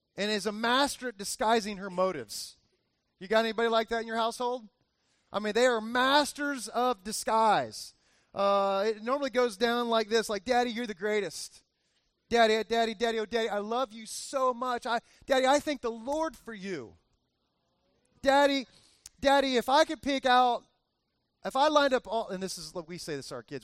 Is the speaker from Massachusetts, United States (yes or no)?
no; Miami, Florida, United States; All my years growing up, I remember my dad taking me all over different places in Miami